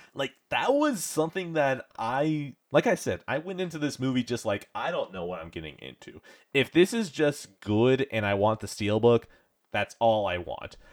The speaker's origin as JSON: {"language": "English", "country": "United States", "said": "as an American"}